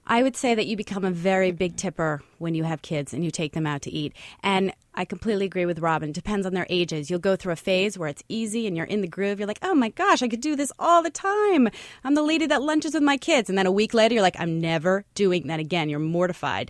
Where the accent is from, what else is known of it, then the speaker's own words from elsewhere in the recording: Connecticut, United States; now in New York City, United States; I grew up in Connecticut